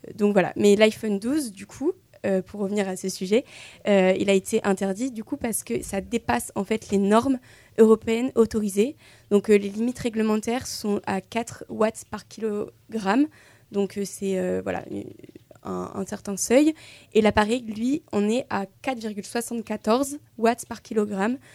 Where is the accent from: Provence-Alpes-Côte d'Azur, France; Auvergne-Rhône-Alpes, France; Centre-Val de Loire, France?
Centre-Val de Loire, France; Tours; je viens euh, de Tours, euh, donc voilà, petit retour aux sources